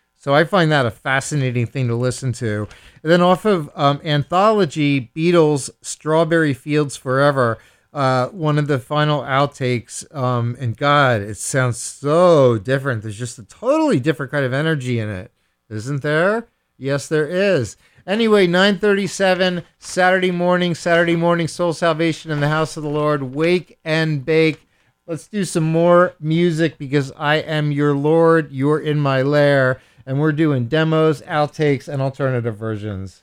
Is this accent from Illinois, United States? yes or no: no; Philadelphia, Pennsylvania, United States; accent: Philadelphia; this Philadelphia accent that I have